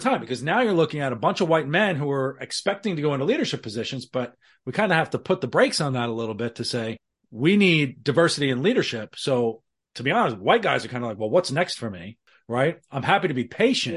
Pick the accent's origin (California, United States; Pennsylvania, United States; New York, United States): New York, United States; New York City; my Irish background in the Bronx